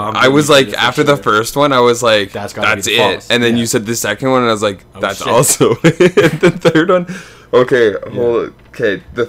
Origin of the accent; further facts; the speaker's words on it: Canada; We're sorry that we're Canadian.